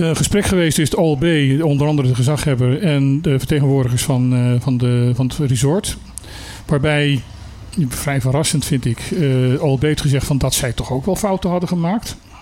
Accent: Suriname; moved away; Ik heb mijn jeugd in Suriname doorgezeten.

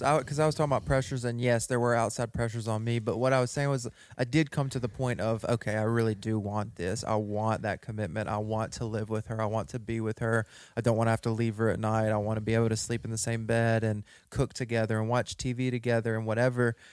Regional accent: West Monroe, Louisiana, United States; We were both born and raised in West Monroe, Louisiana

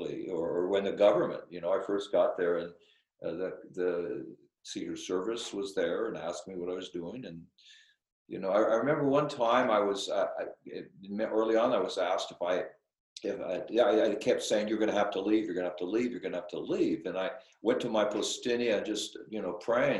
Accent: United States; moved away as an adult; also born or lived in Alaska / Magadan, Russia; I'm American and a Catholic priest

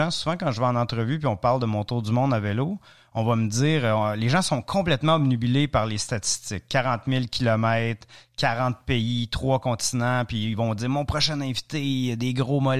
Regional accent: Ontario, Canada; prison en Ontario. C'est très, très, très, très francophone, comme vous pouvez certainement entendre dans mon accent. Et, euh, après ça, Université à Ottawa, Université à Montréal, et éventuellement le, tour du monde.

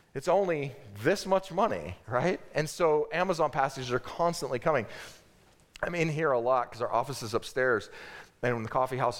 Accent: United States

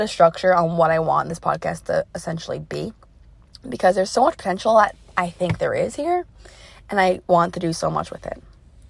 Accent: New York, United States; Like, my roommate's from Kentucky, Like, what? And I'm from New York.

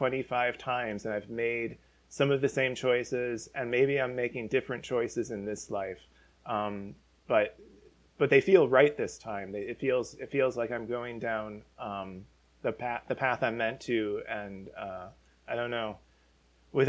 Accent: Chicago, Illinois, United States; I grew up in Chicago

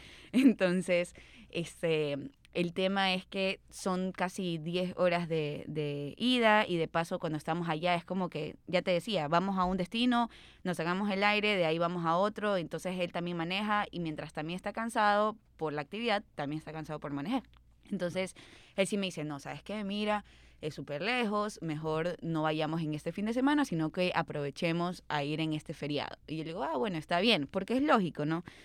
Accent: Guayaquil, Guayas, Ecuador; como guayaquileños

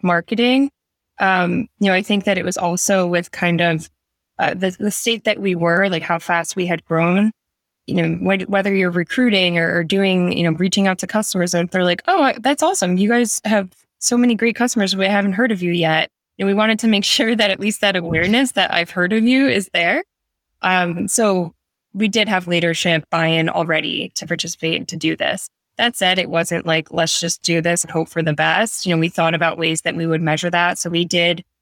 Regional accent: New York City, New York, United States; I'm a New Yorker.

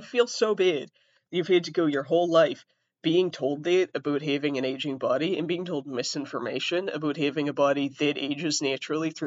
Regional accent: Massachusetts, United States; I'm from Massachusetts

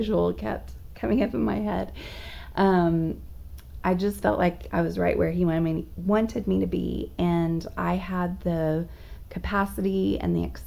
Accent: Dallas, Texas, United States; moved away as an adult; also born or lived in Charlotte, North Carolina; I grew up here in the Dallas area for the most part, and got married here

